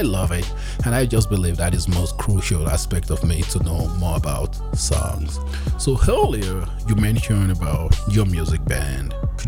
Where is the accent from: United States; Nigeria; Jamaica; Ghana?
Nigeria; now in Calgary, Canada; I was born and raised in Nigeria